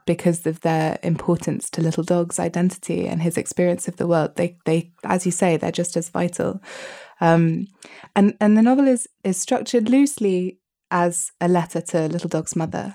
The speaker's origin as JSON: {"language": "English", "country": "United Kingdom", "said": "as a Brit"}